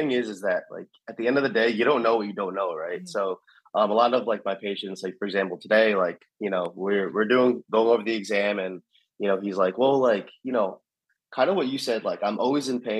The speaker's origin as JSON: {"language": "English", "region": "New York", "country": "United States", "tie": "born there", "said": "so I was born in New York, my dad was born in New York"}